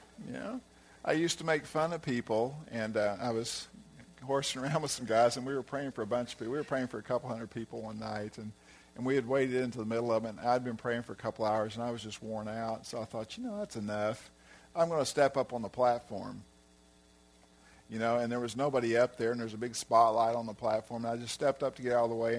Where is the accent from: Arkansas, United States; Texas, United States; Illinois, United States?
Arkansas, United States; moved away; also born or lived in California; that's my hometown, you know, hometown area